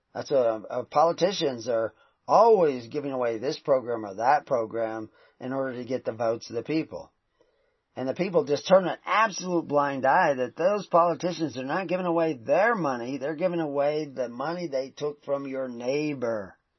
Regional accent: the South, United States; I grew up in the South

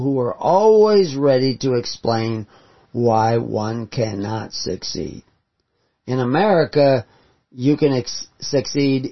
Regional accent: Houston, Texas, United States; When I grew up in Houston

